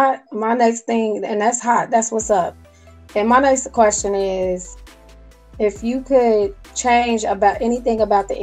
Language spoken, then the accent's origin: English; Chicago, Illinois, United States; moved away; because I'm from Chicago